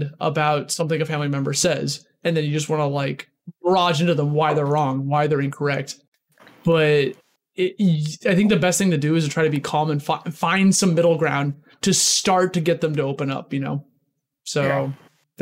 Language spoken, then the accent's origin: English; Midwest, United States; moved away as an adult; now in New York City, United States; I'm originally from the Midwest before I moved to New York City 7 years ago.